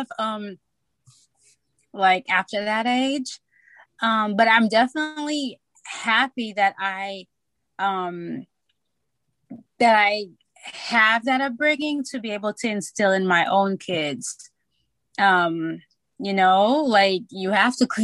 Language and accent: English; St. Lucia; moved away as an adult; also born or lived in New York, United States; now in Atlanta, United States; I am from St. Lucia, born, raised. I came up to the United States when I was 18